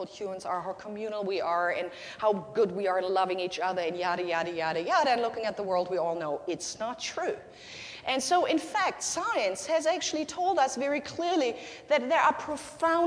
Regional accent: Germany; first language German; English is a second language; now in United States; my country, in Nazi Germany

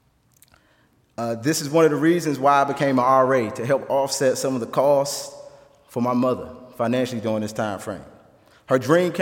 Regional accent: Washington, District of Columbia, United States; now in Goshen, United States; I was born and raised in Washington, D.C., in the inner city streets of Washington, D.C.

